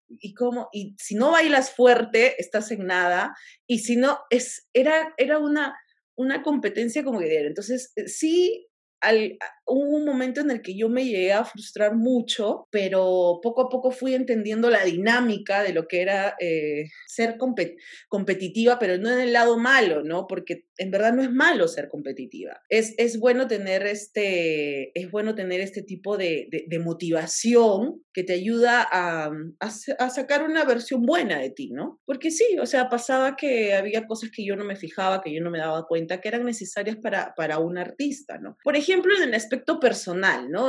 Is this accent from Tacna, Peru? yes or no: yes; Tacna, Peru; moved away as an adult; now in Lima, Peru; yo soy de provincia, soy de Tacna